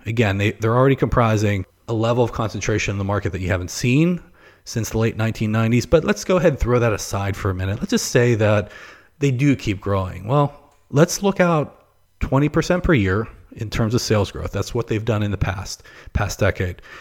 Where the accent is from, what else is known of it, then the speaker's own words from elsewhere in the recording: Pittsburgh, Pennsylvania, United States; moved away; also born or lived in Ohio / Florida; I'm originally from Pittsburgh